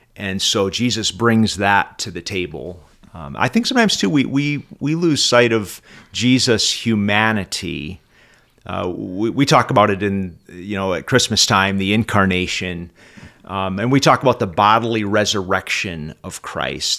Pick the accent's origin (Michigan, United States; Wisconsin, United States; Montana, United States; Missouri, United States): Michigan, United States; Oxford; I'm from Oxford, Michigan